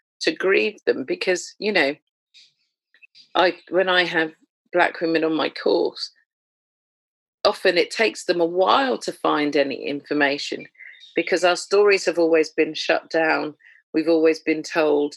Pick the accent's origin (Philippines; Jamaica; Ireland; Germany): Jamaica; as a Jamaican